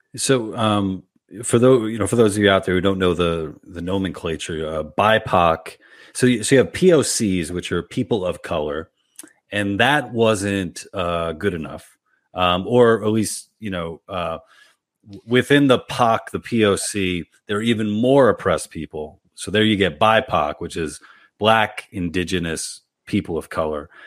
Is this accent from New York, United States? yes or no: yes; New York City, New York, United States; I went to public school in Queens. I grew up in in Woodside